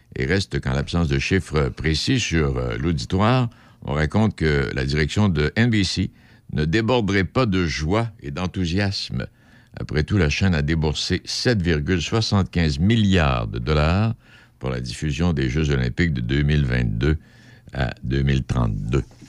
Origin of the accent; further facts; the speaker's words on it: Rimouski, Quebec, Canada; chez nous à Rimouski